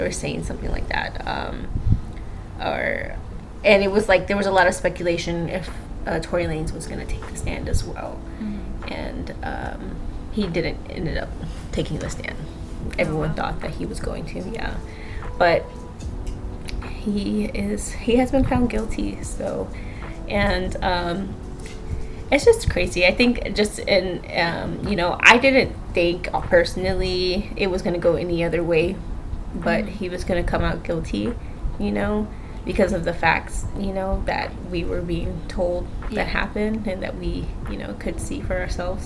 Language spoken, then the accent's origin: English; Texas, United States; As a Texan